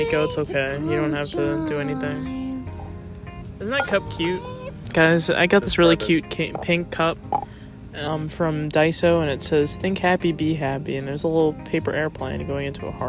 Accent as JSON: {"language": "English", "region": "New Jersey", "country": "United States", "said": "We're from New Jersey."}